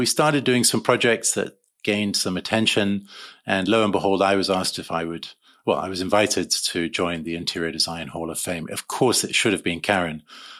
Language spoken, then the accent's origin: English; Uganda; moved away; also born or lived in London, United Kingdom; And so I was born in London. And at age 3 months, we flew to East Africa and began life in Uganda.